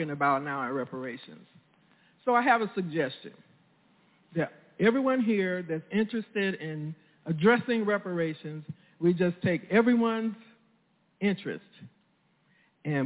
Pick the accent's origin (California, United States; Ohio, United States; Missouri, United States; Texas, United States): Missouri, United States; St. Louis; growing up in North St. Louis City